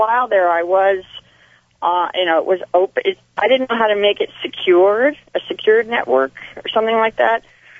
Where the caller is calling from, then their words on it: San Jose, California, United States; I'm calling from San Jose.